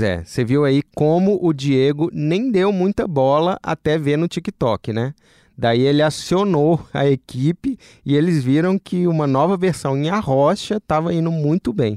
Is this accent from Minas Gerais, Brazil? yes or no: yes; Minas Gerais, Brazil; eu sou mineiro